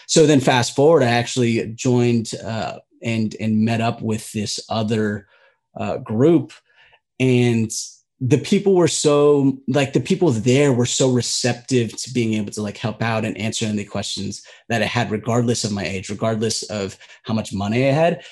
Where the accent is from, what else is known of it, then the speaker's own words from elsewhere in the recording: United States; being a Filipino American